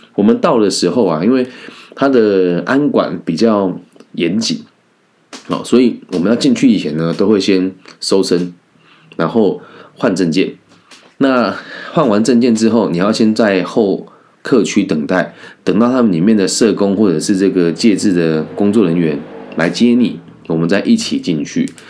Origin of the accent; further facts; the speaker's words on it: Changhua County, Taiwan; 因为我也是彰化人。 嘿，我是这个西湖高中毕业的